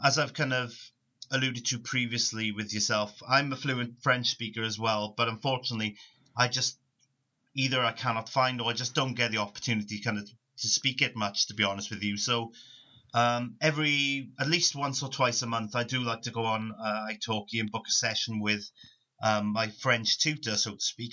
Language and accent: English; Rhondda Valley, South Wales, United Kingdom; first language English; I come from South Wales, uh, a, a small place called the Rhondda Valley, and predominantly where I come from, English is the native native language of most people